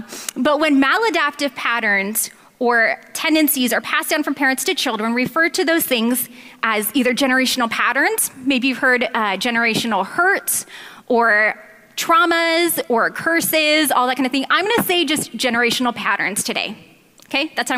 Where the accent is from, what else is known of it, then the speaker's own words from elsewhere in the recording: Philadelphia, Pennsylvania, United States; also born or lived in Southern California; I was raised in Philadelphia, but in a rough neighborhood.